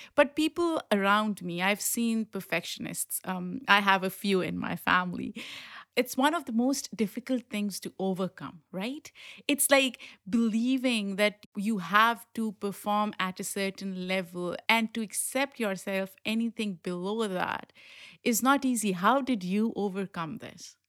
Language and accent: English; Pakistan; moved away; someone who grew up in Pakistan